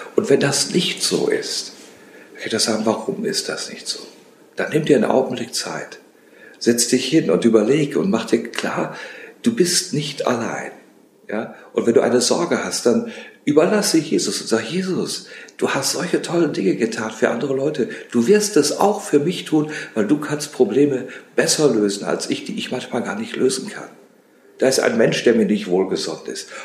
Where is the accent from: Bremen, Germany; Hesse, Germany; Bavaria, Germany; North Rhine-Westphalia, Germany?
North Rhine-Westphalia, Germany; Rheine; also born or lived in Paris / Rome; ich komme aus dem Bistum Münster, wie gesagt, und äh, aus Rheine gebürtig